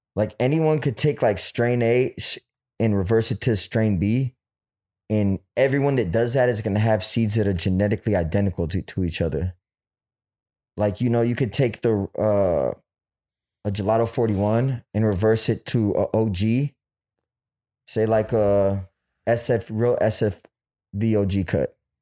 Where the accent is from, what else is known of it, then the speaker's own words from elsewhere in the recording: Oakland, California, United States; I'm from Oakland